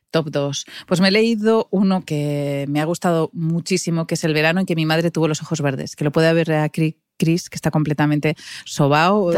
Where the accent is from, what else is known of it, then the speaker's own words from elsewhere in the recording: Pamplona, Navarre, Spain; moved away as an adult; now in Madrid, Spain; yo soy de Pamplona y en los 80 Pamplona pues tampoco era una ciudad muy moderna, no teníamos ni McDonald's